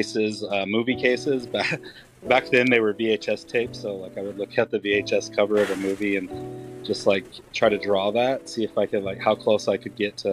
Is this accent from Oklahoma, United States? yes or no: yes; Tulsa, Oklahoma, United States; moved away as an adult; I am originally from Tulsa, Oklahoma. Lived there for about, I would say about 21, 22 years.